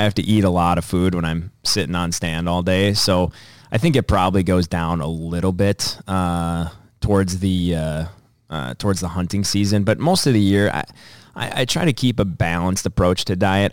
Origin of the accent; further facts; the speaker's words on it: Dassel, Minnesota, United States; my hometown of Dassel